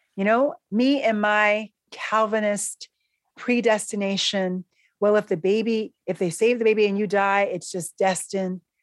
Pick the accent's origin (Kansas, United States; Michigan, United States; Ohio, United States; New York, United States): New York, United States; New York City; now in Philadelphia, United States; I'm a New Yorker